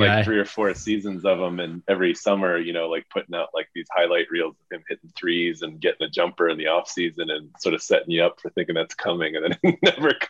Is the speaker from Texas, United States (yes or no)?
no; New York, United States; I'm from New York